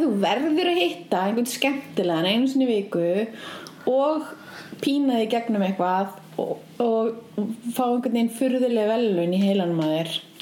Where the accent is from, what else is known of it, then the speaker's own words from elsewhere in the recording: Reykjavík, Capital Region, Iceland; ég kláraði tíundabökk upp í Breitholti